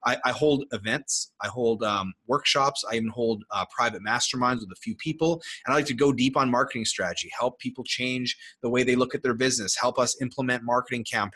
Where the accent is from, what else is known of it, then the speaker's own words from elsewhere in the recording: Canada; I'm from Canada